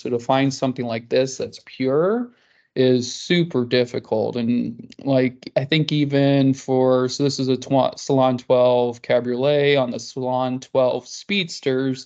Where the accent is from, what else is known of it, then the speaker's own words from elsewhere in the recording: Kansas, United States; I grew up in Kansas